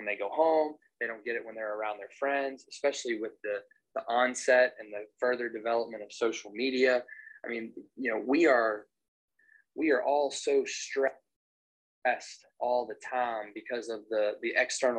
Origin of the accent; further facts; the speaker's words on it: Maryville, Tennessee, United States; moved away as an adult; also born or lived in Clarksville, Tennessee; now in Charleston, United States; I'm from Maryville, Tennessee